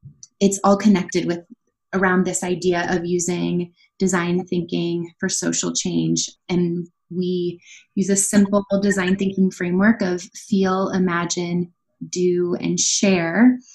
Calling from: Mission, South Dakota, United States; also born or lived in Nicaragua; I am calling in from Mission, South Dakota

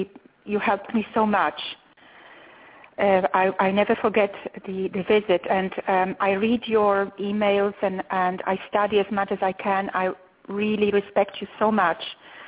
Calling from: Austin, Texas, United States; I'm calling from Austin

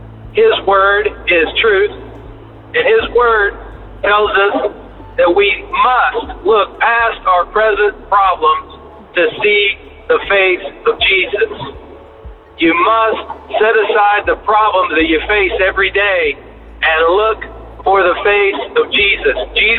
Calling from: Mobile, Alabama, United States; I'm calling from Interstate 10 in Mobile, Alabama.

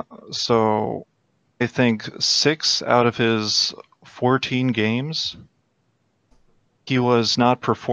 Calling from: Chicago, Illinois, United States; I am calling Chicago. From Chicago.

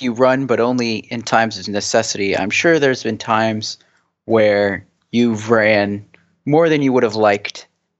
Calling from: San Francisco, California, United States; I'm calling from the Bay Area. It's part of California, specifically San Francisco.

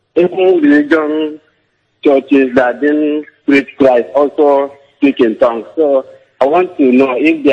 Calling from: Uyo, Akwa Ibom, Nigeria; I'm calling from Uyo, Otongo, Abel Damina Road.

